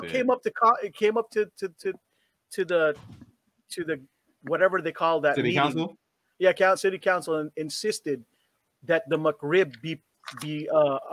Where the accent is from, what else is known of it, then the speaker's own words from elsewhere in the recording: Japan; moved away; I grew up in Japan when in that era of Dragon Ball